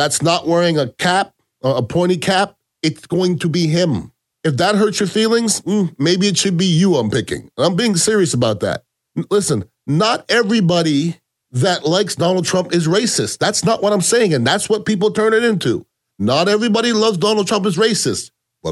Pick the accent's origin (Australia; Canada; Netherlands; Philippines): Canada; now in United States; I was born in Canada. I am an American citizen